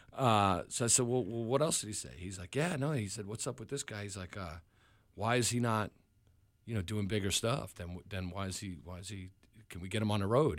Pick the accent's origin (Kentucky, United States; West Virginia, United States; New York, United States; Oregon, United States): New York, United States; Long Island; now in Hampton Roads, United States; I'm originally from New York